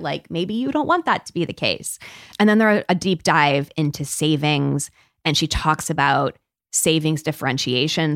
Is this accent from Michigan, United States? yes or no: no; Peoria, Illinois, United States; growing up in Peoria slash Dunlap, Illinois, where I also grew up.